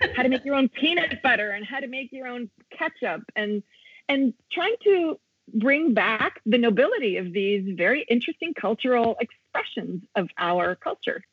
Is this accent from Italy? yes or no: yes; Italy; also born or lived in United States; I'm also half American because I was born in the States and raised here.